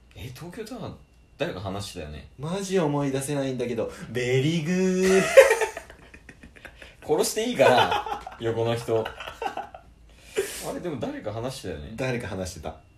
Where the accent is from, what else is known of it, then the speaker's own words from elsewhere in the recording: Kansai, Japan; accent: Kansai-ben; うちは関西弁じゃない？